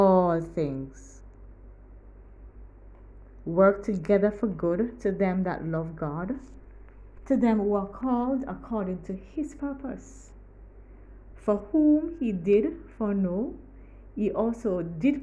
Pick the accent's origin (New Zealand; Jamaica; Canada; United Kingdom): Jamaica; Kingston, Kingston Parish; I'm from Kingston, Jamaica